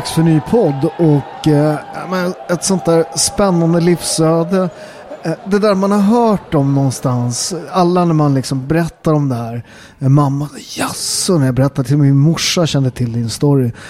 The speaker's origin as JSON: {"language": "Swedish", "town": "Upplands Väsby", "region": "Stockholm County", "country": "Sweden", "said": "Jag är från Väsby"}